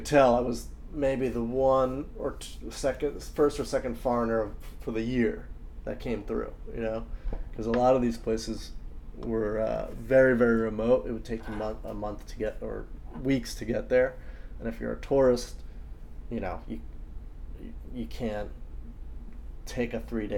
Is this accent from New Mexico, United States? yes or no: no; New York City, New York, United States; I'm from New York City